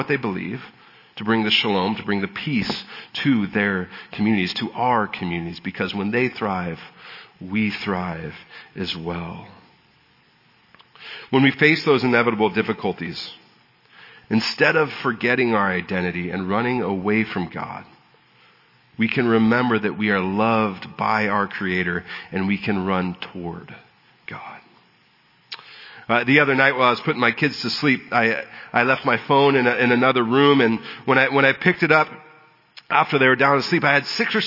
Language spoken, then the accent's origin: English; San Diego, California, United States; I was born in San Diego and have been a native Southern Californian my whole life